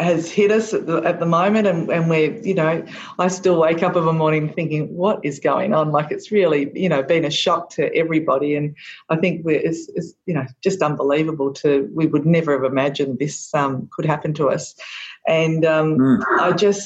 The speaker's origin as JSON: {"language": "English", "area": "Gippsland", "region": "Victoria", "country": "Australia", "also_born_or_lived": "Warragul", "said": "I'm from Gippsland too, as you know, and we've got some great walking tracks here"}